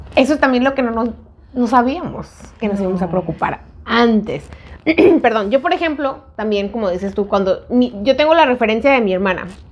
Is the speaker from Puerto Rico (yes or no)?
no; Mexico; moved away; en México, que íbamos a la universidad